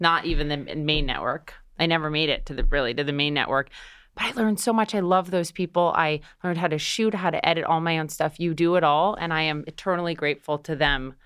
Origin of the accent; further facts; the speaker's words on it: Minnesota, United States; moved away as an adult; now in New York City, United States; I grew up in Minnesota, went to Columbia University where my dad went here in New York City